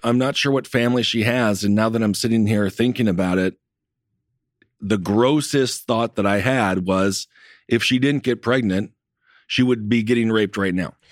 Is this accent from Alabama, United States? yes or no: no; Wisconsin, United States; my home state of Wisconsin